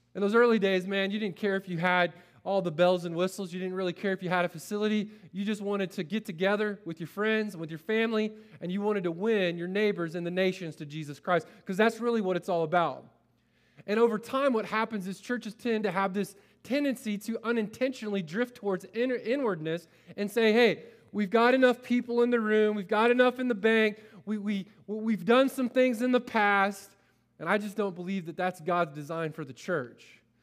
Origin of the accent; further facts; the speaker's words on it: Polk County, Florida, United States; moved away; I grew up in Polk County, Florida with a bunch of rednecks